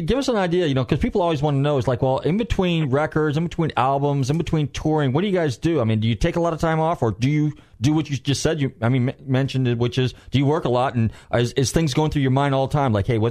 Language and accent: English; California, United States; now in Florida, United States; it was cool meeting you back then in California, my home state, my home neck of the woods.